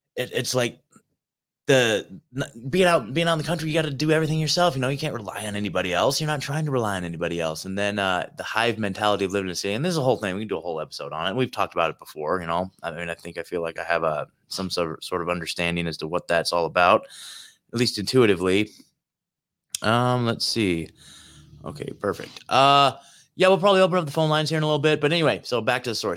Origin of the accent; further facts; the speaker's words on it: Portland, Oregon, United States; moved away as an adult; also born or lived in Eugene, Oregon; I was born in Portland. I've spent, I've lived my entire life in Oregon, man. Oregon has always been home to me. I'm an Oregon native.